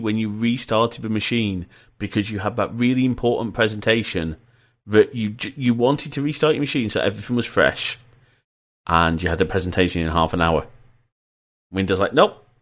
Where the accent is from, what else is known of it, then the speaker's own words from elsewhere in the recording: Leeds, Yorkshire and the Humber, United Kingdom; also born or lived in Preston; I was born in Preston and we moved to Leeds